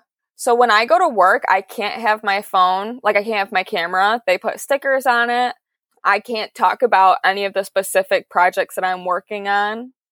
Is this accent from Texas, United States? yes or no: no; Detroit, Michigan, United States; I grew up in the Motor City and my dad is a mechanic.